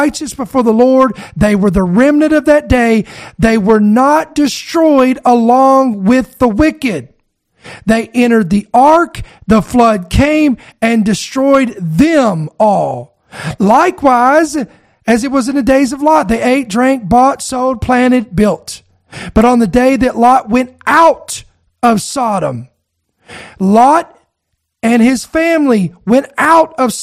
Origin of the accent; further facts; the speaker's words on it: United States; as an American